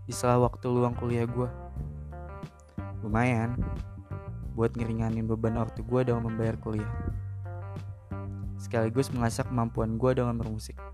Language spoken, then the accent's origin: Indonesian; Jakarta, Indonesia; Umur gue 19 tahun dan asal gue dari Jakarta.